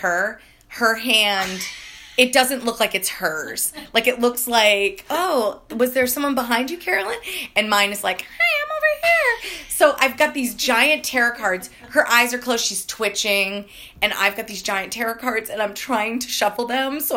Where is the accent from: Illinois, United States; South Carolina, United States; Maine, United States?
Maine, United States; we had a cemetery in my hometown in Maine